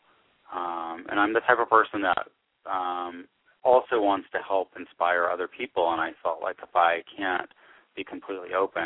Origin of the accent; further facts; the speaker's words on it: Georgia, United States; moved away as an adult; I'm from the Deep South